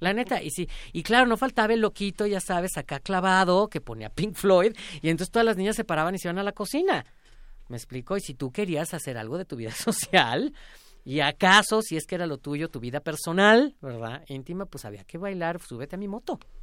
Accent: Mexico; siendo un cantante mexicano haciendo música mexicana

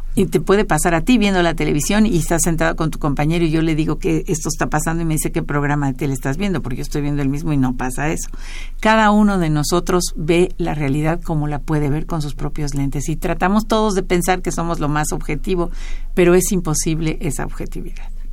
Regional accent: Mexico; A los mexicanos nos obsesiona saber qué somos, quiénes somos

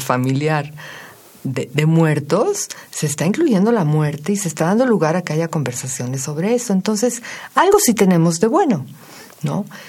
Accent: Mexico

